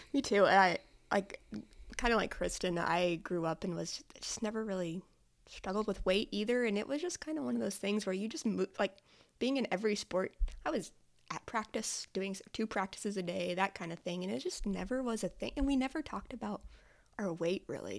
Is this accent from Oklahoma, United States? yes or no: yes; Hooker, Oklahoma, United States; moved away as an adult; I'm originally from Hooker, Oklahoma, which is a very small town in like rural Oklahoma in the panhandle.